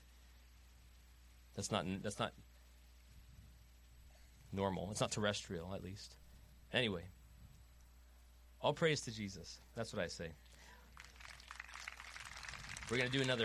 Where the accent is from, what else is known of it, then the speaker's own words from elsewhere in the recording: Long Island, New York, United States; moved away as an adult; I'm from Long Island, born and raised